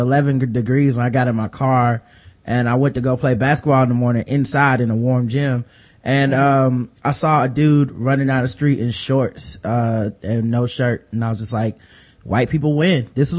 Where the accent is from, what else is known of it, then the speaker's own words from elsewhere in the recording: United States; I know, as an American, if you put me in any other country and I had to speak their language, I probably couldn't do it.